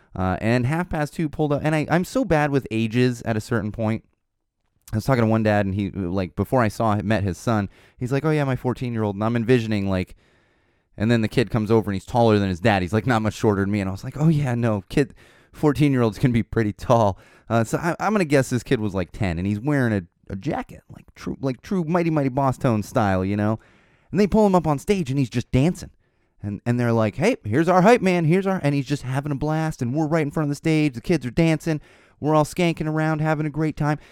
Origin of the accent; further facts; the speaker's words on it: Poway, California, United States; the Albertos are in Poway